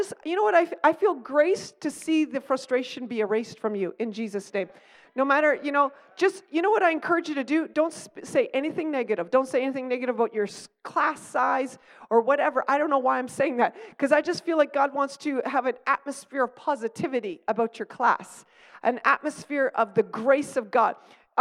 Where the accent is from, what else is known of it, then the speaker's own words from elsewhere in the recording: Stratford, Ontario, Canada; I grew up in Stratford